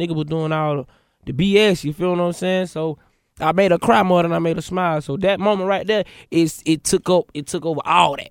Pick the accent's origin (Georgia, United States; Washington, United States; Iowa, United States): Georgia, United States; Atlanta; I'm from Atlanta, West Side